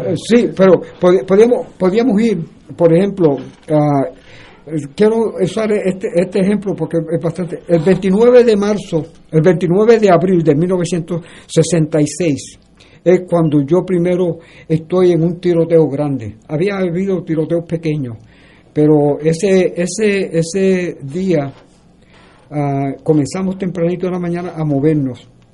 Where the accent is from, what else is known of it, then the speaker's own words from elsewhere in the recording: San Sebastián, Puerto Rico; Nací en San Sebastián, Puerto Rico, en el barrio Arbolito Guerrero